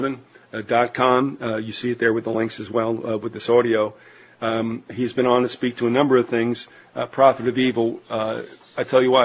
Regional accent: New Jersey, United States; I'm from Jersey. These things happen.

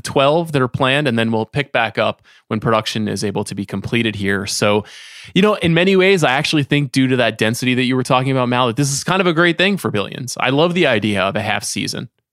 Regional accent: New York, United States; meaningful to me as a New Yorker

